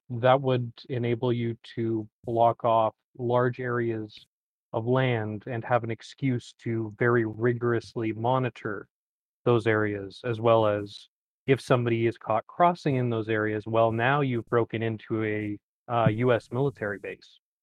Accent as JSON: {"language": "English", "country": "Canada", "said": "No, I'm Ca, I'm Canadian."}